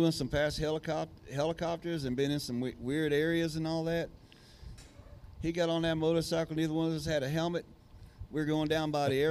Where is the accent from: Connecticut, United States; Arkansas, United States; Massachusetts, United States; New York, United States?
Arkansas, United States; Beebe; BB, Arkansas.